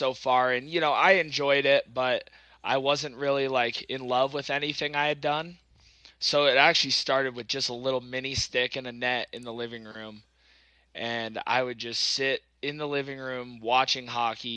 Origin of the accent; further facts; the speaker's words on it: Castle Rock, Colorado, United States; It says Castle Rock. I mean, not exactly a small town.